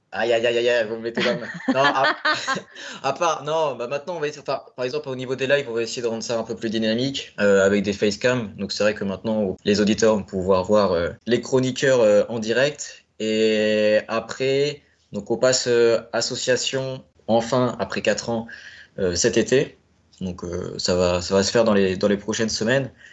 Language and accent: French; Caen, Normandy, France; moved away as an adult; also born or lived in Rennes; now in Paris, France; je suis né à Caen, en Normandie, mais mes parents sont euh, d'origine bretonne, donc du côté de Rodon. Donc la plus grosse ville à côté, c'est Rennes, donc j'allais très très régulièrement durant mon enfance sur Rennes